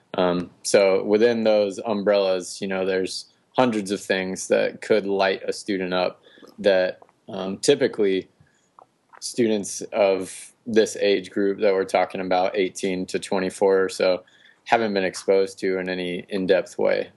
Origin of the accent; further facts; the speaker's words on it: North Carolina, United States; moved away as an adult; also born or lived in West Coast; considering a move back to North Carolina. This is my home state.